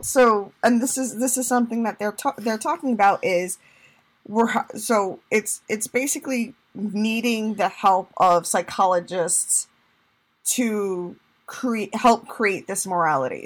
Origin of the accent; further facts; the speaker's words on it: Puerto Rico; moved away; also born or lived in New York, United States; I'm Hispanic, I'm a Latina, I'm from Puerto Rico, I'm a New Yorker